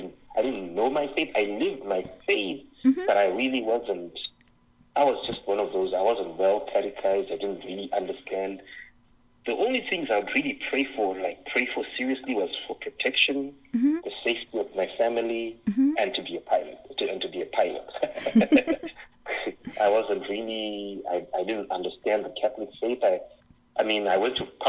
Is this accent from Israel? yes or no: no; Harare, Zimbabwe; moved away as an adult; now in Phoenix, United States; I grew up in Zimbabwe, in Harare, Zimbabwe